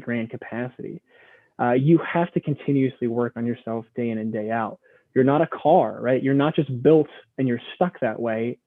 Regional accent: Midwest, United States; growing up in the Midwest

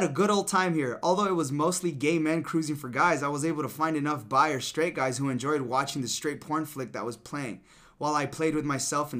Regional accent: Rhode Island, United States; also born or lived in Los Angeles; Well, I'm from Rhode Island, but when I lived

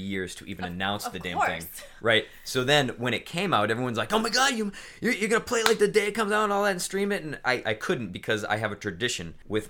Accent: Boston, Massachusetts, United States; moved away as an adult; I grew up 29 years in Boston. It'll always be be home in my heart and my family

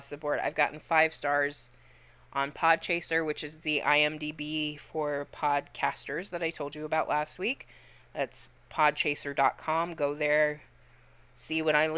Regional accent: Joliet, Illinois, United States; I was born in Joliet

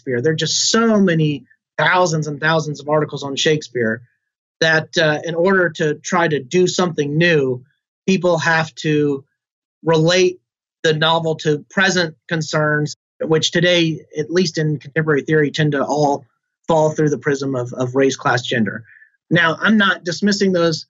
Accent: Alabama, United States; I'm certainly proud of being from Alabama and being a Southerner

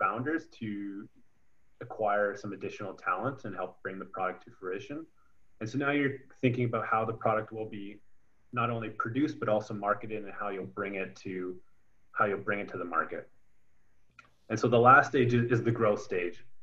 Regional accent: Kitchener, Ontario, Canada; I grew up in Kitchener-Waterloo region

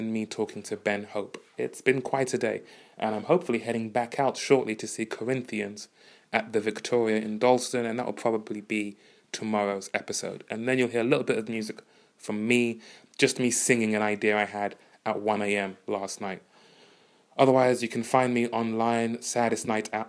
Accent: Uganda; moved away; I'm from Uganda

